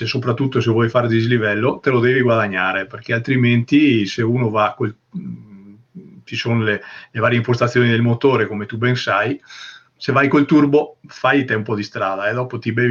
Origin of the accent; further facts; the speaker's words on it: San Tomaso Agordino, Veneto, Italy; io eh, sono originario di San Tommaso Gordino, che è eh, un paese dove leggenda dice